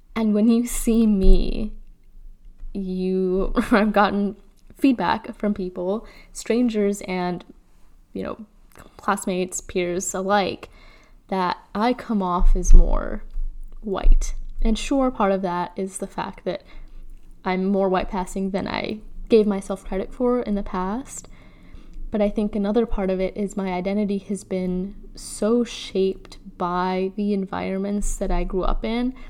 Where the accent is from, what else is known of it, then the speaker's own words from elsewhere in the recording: Chicago, Illinois, United States; I'm born and raised in Chicago